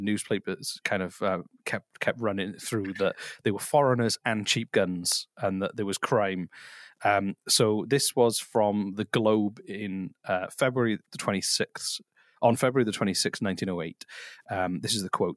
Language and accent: English; United Kingdom; now in Canada; as someone from the UK